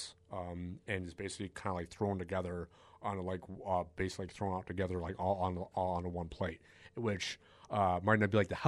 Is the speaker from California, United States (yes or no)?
no; Rochester, New York, United States; Born and raised in Rochester, New York. So lived there my life.